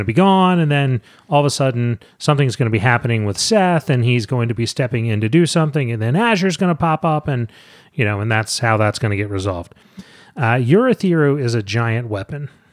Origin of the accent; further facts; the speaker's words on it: St. Mary's County, Maryland, United States; about three miles from where I grew up in St. Mary's County